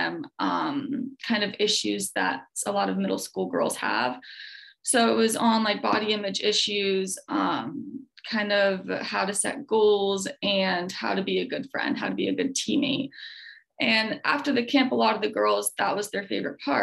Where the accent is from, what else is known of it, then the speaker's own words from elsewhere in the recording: Lock Haven, Pennsylvania, United States; moved away as an adult; I'm originally from Lock Haven, which is right around, you know, State College in Williamsport